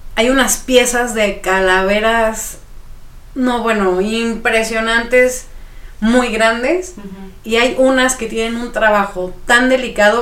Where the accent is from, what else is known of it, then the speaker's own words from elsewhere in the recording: Mexico; como mexicanos